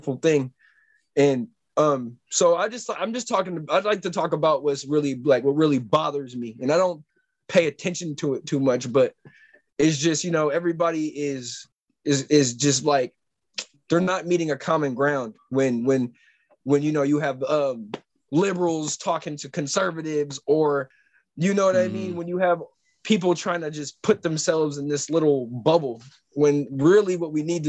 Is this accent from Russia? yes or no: no; San Francisco, California, United States; I am from the Bay Area, born in San Francisco